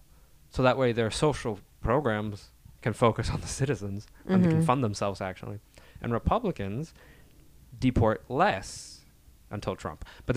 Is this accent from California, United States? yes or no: yes; Salinas, California, United States; I'm from Salinas.